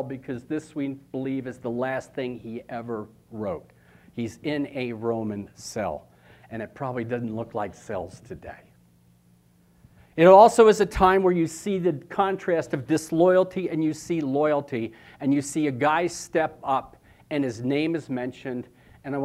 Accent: Philadelphia, Pennsylvania, United States; moved away; also born or lived in New Jersey; I was born in Philadelphia

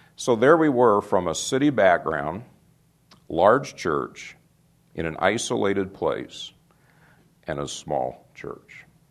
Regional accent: Phoenix, Arizona, United States; moved away as an adult; also born or lived in Dallas / Brewster, Nebraska; My wife and I grew up in Phoenix.

